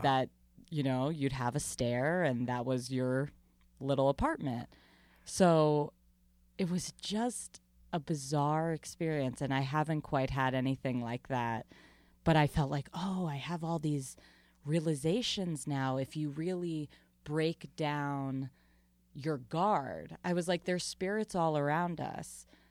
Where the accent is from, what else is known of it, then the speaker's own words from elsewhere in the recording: Long Island, New York, United States; I grew up in Long Island very much around the community theater world